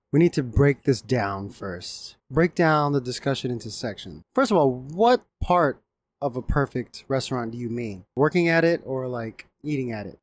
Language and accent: English; Japan; moved away; growing up in Japan